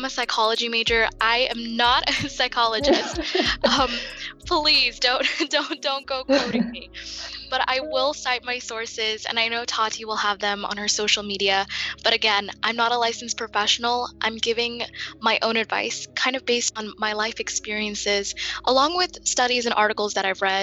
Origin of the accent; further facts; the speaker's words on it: United States; I myself was born and raised in the United States